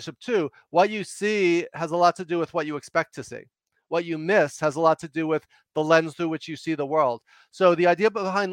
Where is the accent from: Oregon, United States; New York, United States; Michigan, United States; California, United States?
New York, United States; New York City; also born or lived in Los Angeles; I talk fast and loud because I'm from New York